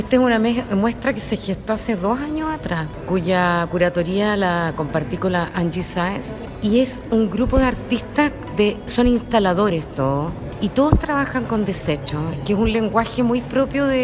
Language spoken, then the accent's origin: Spanish; Los Lagos, Chile; Primera vez que ingreso a Calmam, soy chilota.